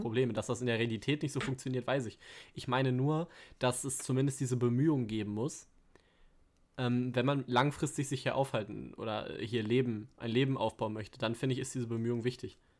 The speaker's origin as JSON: {"language": "German", "area": "Ruhr area", "region": "North Rhine-Westphalia", "country": "Germany", "tie": "born or raised there", "said": "meine frühen Lebensjahre so viel im Ruhrgebiet"}